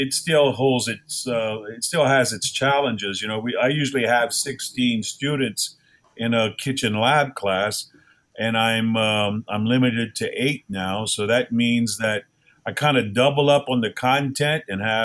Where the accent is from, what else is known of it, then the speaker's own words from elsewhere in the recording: Golden Meadow, Louisiana, United States; I come from Golden Meadow, Louisiana, which isn't the end of the world, but you can see it from there